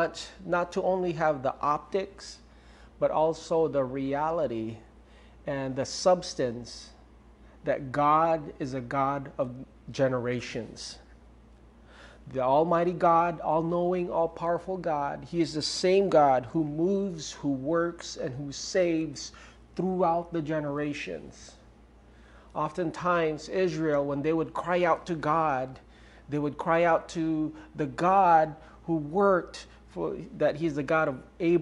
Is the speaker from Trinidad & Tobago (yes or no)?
no; Romblon, Mimaropa, Philippines; I grew up in Ojongan Romblon, small island in the center of the Pacific Ocean with no running water at that time and no electricity.